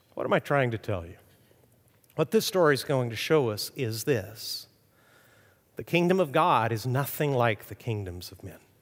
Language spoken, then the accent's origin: English; Mexico; moved away; I grew up in Mexico